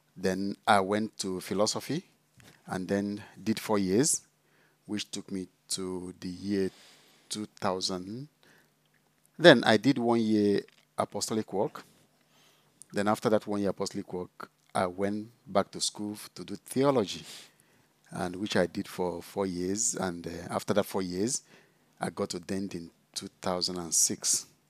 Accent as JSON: {"language": "English", "region": "Enugu State", "country": "Nigeria", "tie": "born or raised there", "also_born_or_lived": "South Africa", "moved": "as an adult", "lives_now": "Scotland, United Kingdom", "said": "I come from Nigeria. I did my school in Nigeria primary, secondary, seminary training"}